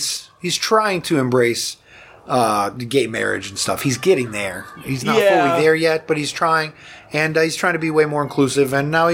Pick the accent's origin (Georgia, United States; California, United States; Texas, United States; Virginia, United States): Georgia, United States; Marietta; my hometown, Cobb County, Marietta area.